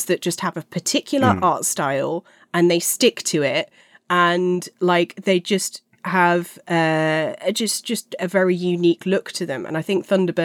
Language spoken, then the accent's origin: English; London, United Kingdom; I grew up in Fulham. Fulham's our local team